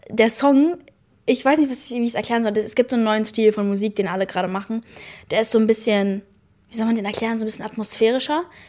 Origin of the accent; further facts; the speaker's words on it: Munich, Bavaria, Germany; accent: Münchner; Ich habe gerade meinen Münchner Akzent